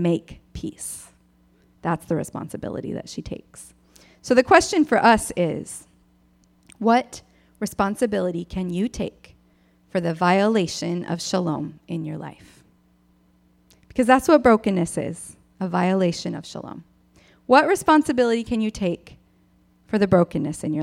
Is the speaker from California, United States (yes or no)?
no; Michigan, United States; I grew up in Michigan